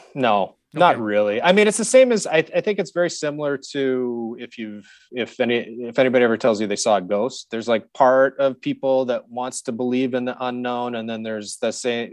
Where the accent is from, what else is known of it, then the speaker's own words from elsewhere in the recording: Saskatoon, Saskatchewan, Canada; I grew up in Saskatchewan, and so I grew up in Saskatoon